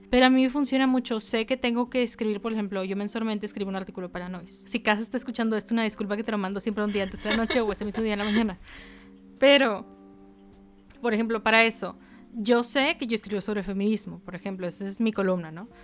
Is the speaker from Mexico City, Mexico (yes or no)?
no; Monterrey, Nuevo León, Mexico; de donde yo soy, no muy orgullosa Monterrey en estos momentos, pero en Monterrey, le digo, la vida es muy rápida